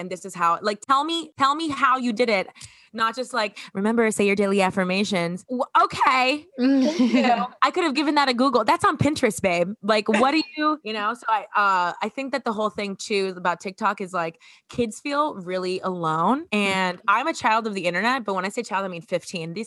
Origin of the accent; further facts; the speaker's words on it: Miami, Florida, United States; I'm from Miami